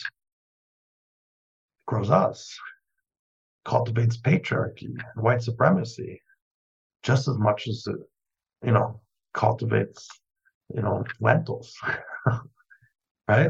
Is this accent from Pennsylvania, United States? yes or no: no; New York City, New York, United States; growing up in New York City